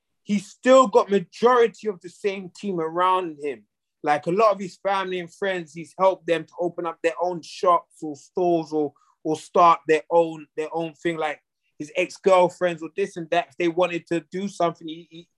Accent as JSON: {"language": "English", "region": "London", "country": "United Kingdom", "moved": "as an adult", "lives_now": "United States", "said": "I'm from London, England"}